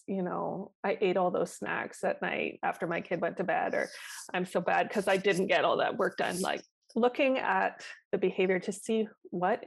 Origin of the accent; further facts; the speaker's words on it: Canada; I'm Canadian